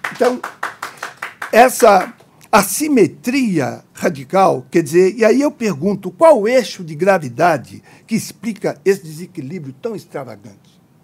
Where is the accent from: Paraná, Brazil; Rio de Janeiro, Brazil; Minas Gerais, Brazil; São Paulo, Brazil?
Minas Gerais, Brazil; eu sou de Minas Gerais, essa expressão é de lá